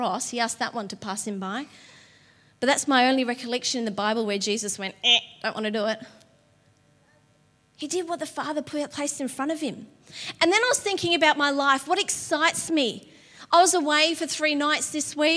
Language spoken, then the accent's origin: English; Patterson Lakes, Victoria, Australia; also born or lived in Dingley; I grew up in Patterson Lakes